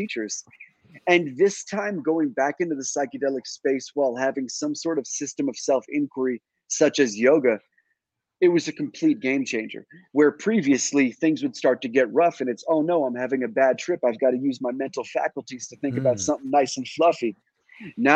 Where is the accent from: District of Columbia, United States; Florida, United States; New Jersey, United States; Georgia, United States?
District of Columbia, United States; Washington; I was born in Washington, D.C. In the early 80s. And, you know, I was no stranger to all the madness that entered Washington, D.C.